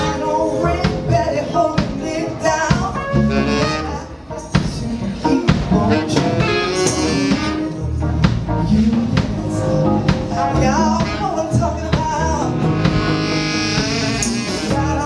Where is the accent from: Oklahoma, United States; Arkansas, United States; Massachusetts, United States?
Arkansas, United States; moved away as an adult; also born or lived in New York City / Memphis; I'm a country girl originally from Arkansas.